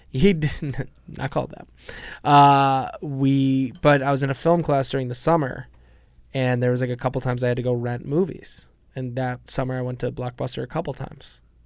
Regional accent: Chicago, Illinois, United States; accent: Chicago; moved away; also born or lived in Washington, D.C.; I had a Chicago accent until I moved to D C

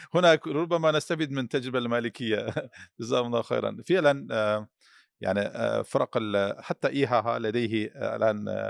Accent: Turkey; كمواطن تركي

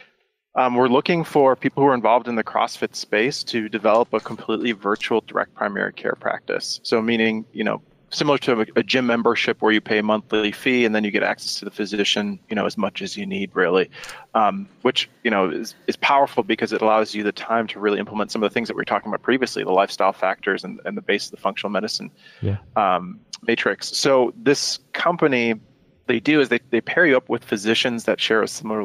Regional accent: Detroit, Michigan, United States; also born or lived in Germany; I grew up in Germany for the first couple of years and then moved to the States. My dad worked for the automotive industry, so we moved to Detroit, Michigan

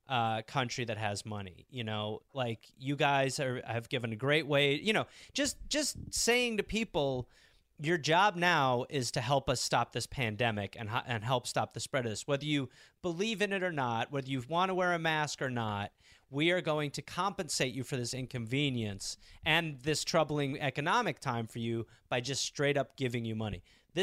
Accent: England, United Kingdom; I had to go to the dentist because I'm English.

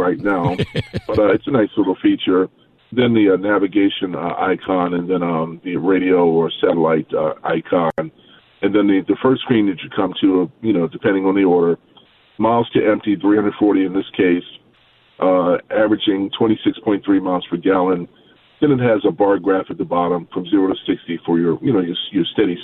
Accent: Baltimore, Maryland, United States; I'm from Baltimore

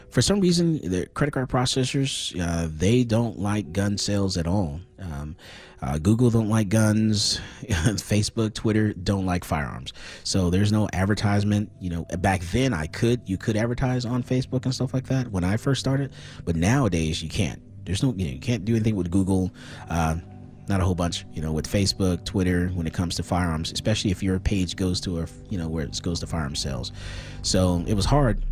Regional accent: Fort Lauderdale, Florida, United States; moved away as an adult; also born or lived in Dallas, Texas; now in Austin, United States; I was born in Fort Lauderdale, Florida. I went to school there

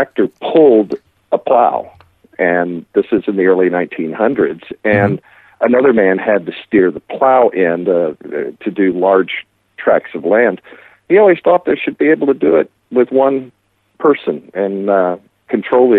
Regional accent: Vicksburg, Mississippi, United States; now in Branson, United States; I grew up in Vicksburg, Mississippi

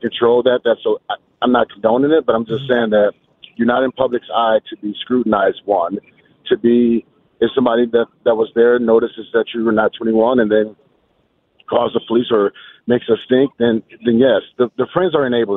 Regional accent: Detroit, Michigan, United States; I'm from Detroit

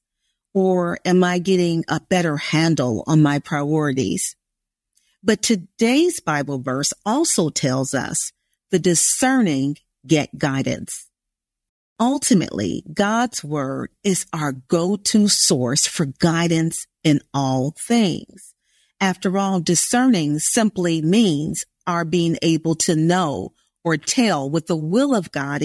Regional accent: Indiana, United States; there really wasn't much need for Portuguese in Indiana, where I grew up

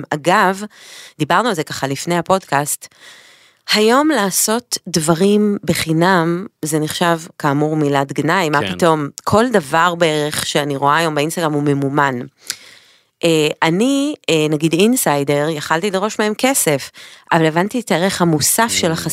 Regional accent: Haifa, Haifa District, Israel; moved away as an adult; now in Paris, France; גדלתי עם ליאור ברוממה החדשה בחיפה.

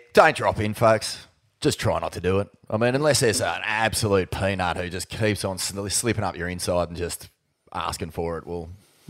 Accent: New Brighton, New South Wales, Australia; I grew up in New Brighton.

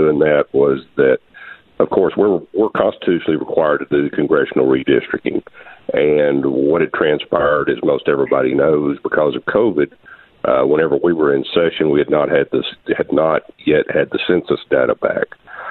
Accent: Texarkana, Arkansas, United States; also born or lived in Ashdown, Arkansas; I've actually lived in Ashdown, a little city outside of Texarkana, a few miles for a while. But grew up in Texarkana. My family had a farm.

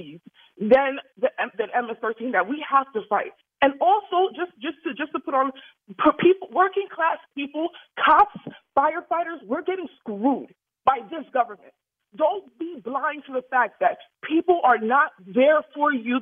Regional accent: New York City, New York, United States; now in Delray Beach, United States; I'm originally from the Bronx

